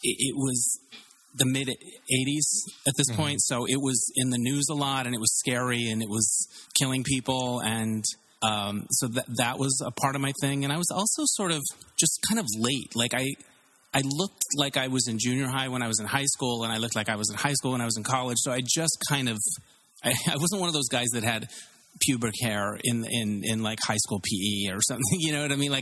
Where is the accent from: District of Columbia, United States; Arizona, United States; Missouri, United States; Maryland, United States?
Arizona, United States; moved away as an adult; also born or lived in Tempe, Arizona; now in Los Angeles, United States; I grew up in Arizona, a small town in Arizona, and I went to university in Tempe, Arizona